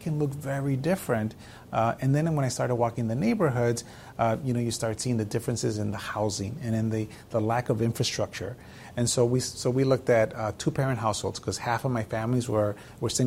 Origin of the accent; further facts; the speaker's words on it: Chicago, Illinois, United States; moved away as an adult; also born or lived in Mexico; now in San Antonio, United States; a child who grew up in poverty from Mexico, growing up in Chicago.